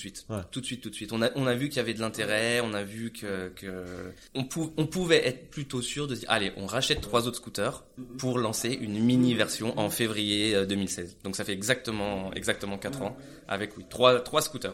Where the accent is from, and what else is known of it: France; moved away as an adult; also born or lived in Grenoble / Munich, Germany; now in Barcelona, Spain